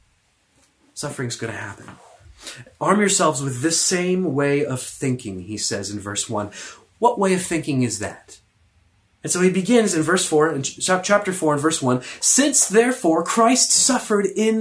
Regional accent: the South, United States; moved away; I'm American. In the South, in the States, we say y'all, you all

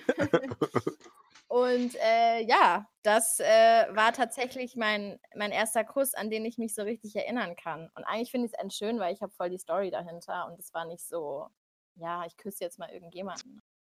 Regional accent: Frankfurt am Main, Hesse, Germany; moved away as an adult; now in Munich, Germany; ich komme eigentlich aus Frankfurt am Main, bin seit zweieinhalb Jahren jetzt hier in München

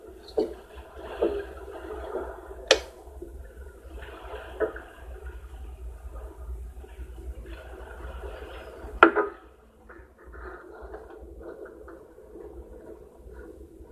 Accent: Pittsburgh, Pennsylvania, United States; I'm from Pittsburgh, Pennsylvania

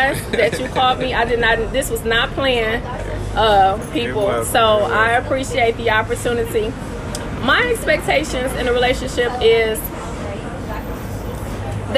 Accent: Detroit, Michigan, United States; also born or lived in Wilberforce, Ohio; now in New York, United States; I'm from Detroit, East Side, 7 Mile

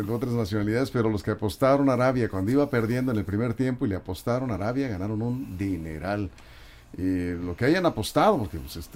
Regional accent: Mexico; Así somos los mexicanos, ¿o qué?

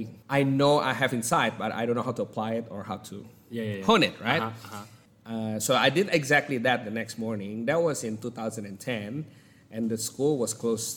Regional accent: Jakarta, Indonesia; moved away as an adult; also born or lived in Sulawesi, Indonesia; now in Australia; I was born in Sulawesi, in one of the coffee island in Indonesia.

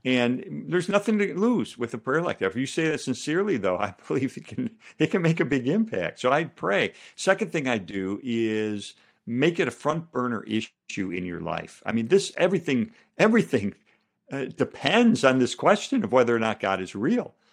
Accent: Chicago, Illinois, United States; I'm from Chicago

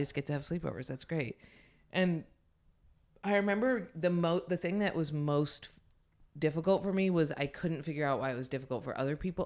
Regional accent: Ithaca, New York, United States; also born or lived in Lansing, New York; I grew up in Ithaca, which is, like, very liberal

